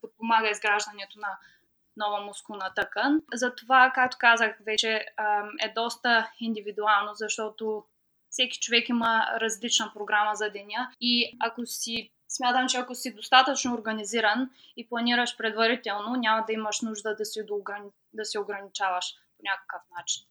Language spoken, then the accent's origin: Bulgarian; Ruse, Ruse Province, Bulgaria; moved away as an adult; now in Cardiff, United Kingdom; На 24 години съм и съм от град Русе. В момента живея в Карди, което е столицата Уелс.